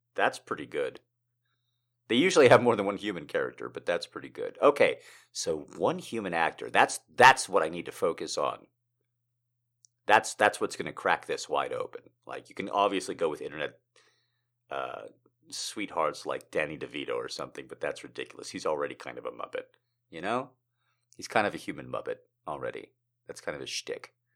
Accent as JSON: {"language": "English", "country": "United States"}